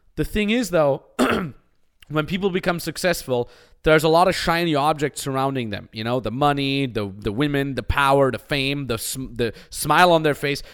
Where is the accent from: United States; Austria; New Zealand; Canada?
Austria; moved away; I come from a five thousand people cow town in the Austin Alps